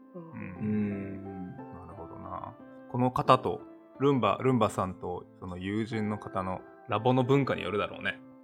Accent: Okinawa, Japan; moved away as an adult; also born or lived in Tokyo, Japan / Austin, Texas, United States; now in Greensboro, United States; 沖縄出身なんですけど沖縄は花粉がないから、要は高校卒業する18歳まで全く蓄積がないままあのいてで東京大学東京に行って

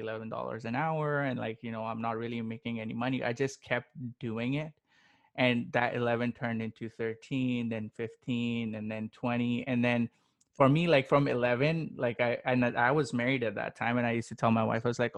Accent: Pakistan; I come from Pakistan, born and raised

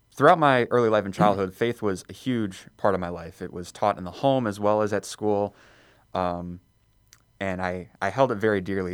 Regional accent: Elk Grove Village, Illinois, United States; I was born and raised in Elk Grove Village, so just in the northwest suburbs

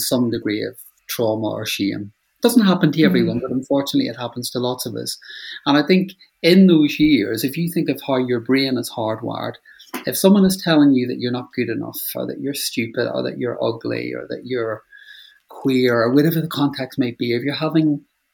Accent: Northern Ireland, United Kingdom; moved away; I grew up in Northern Ireland

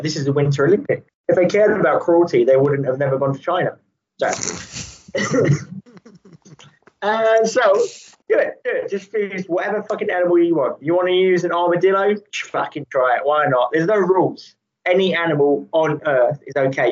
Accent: England, United Kingdom; We're English.

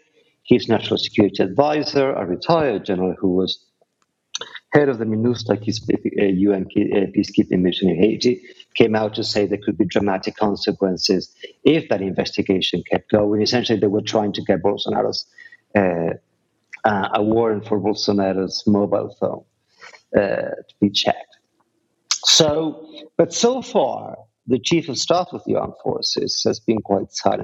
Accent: Argentina; moved away; I was born in Argentina in the dictatorship, raised there

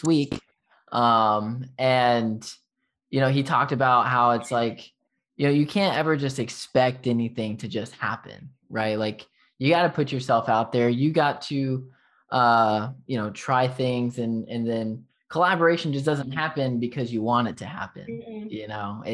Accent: Texas, United States; accent: Texas; my Texas accent

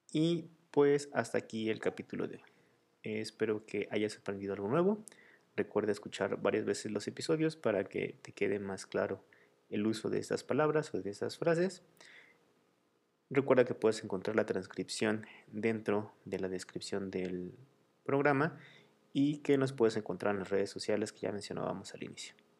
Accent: Mexico

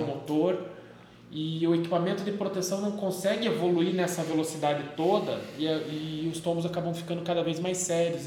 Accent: Brazil; a gente, como brasileiro

